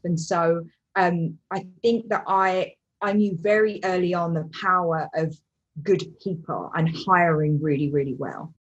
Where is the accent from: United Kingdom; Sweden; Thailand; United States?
United Kingdom; London; I grew up in East London, which is, you know, not that nice, or it wasn't when I was little